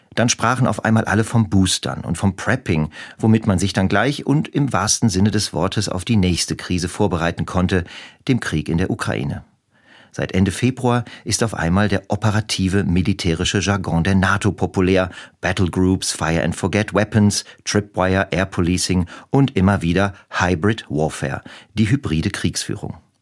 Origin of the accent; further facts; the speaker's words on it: western Germany, Germany; während meiner Kindheit im Westen Deutschlands